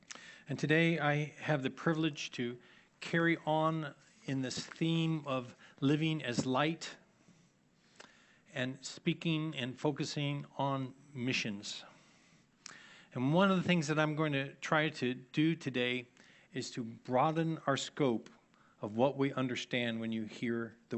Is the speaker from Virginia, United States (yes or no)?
yes; Annandale, Virginia, United States; I grew up in Annandale, and in my family, whenever we use the term good works, we put those two words together.